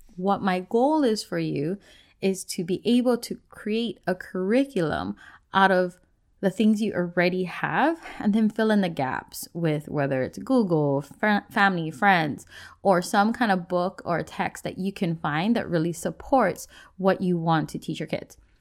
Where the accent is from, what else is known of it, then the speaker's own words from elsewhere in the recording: Hawaii, United States; moved away as an adult; now in Washington, United States; I grew up in Hawaii and I was born and raised in a place where you didn't just learn about your Hawaiian culture